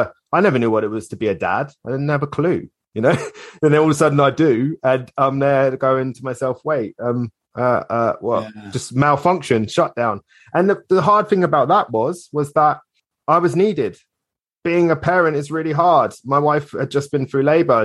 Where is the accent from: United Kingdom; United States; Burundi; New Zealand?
United Kingdom; Hitchin, East of England; moved away as an adult; also born or lived in Islington, London; now in Cornwall, United Kingdom; we moved away from my hometown of Hitchin in Hertfordshire